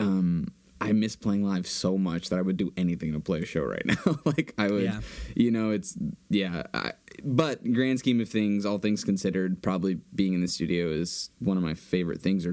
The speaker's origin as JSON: {"language": "English", "town": "Boston", "region": "Massachusetts", "country": "United States", "tie": "born or raised there", "said": "Got to stay true to the hometown, you know? Got to go Boston"}